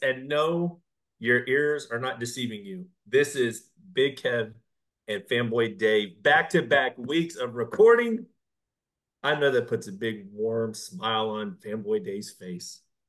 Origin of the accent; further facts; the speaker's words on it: Texas, United States; you are from Texas.